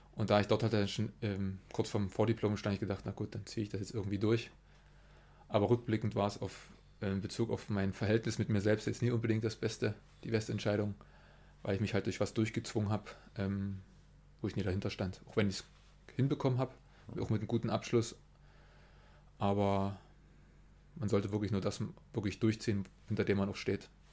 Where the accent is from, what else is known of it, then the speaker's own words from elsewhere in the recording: Weißenberg, Saxony, Germany; also born or lived in Berlin; now in Zittau, Germany; Geboren in äh, Berlin und aufgewachsen ähm, bei Weißenberg